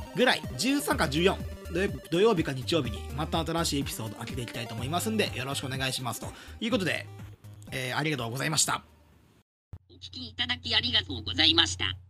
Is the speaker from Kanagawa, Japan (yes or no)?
no; Himeji, Hyogo, Japan; moved away as an adult; now in Tokyo, Japan; 僕はあの姫路に住んでいて